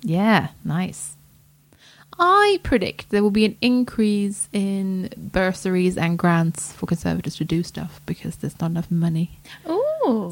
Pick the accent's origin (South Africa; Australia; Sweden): Sweden; now in United Kingdom; this is as much my home country as Sweden